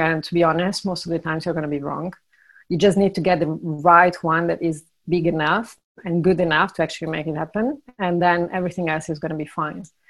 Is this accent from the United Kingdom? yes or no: no; Italy; moved away; also born or lived in Ireland / Brazil / Argentina; I'm originally from Italy, but I lived in eight, seven different countries uh, plus Italy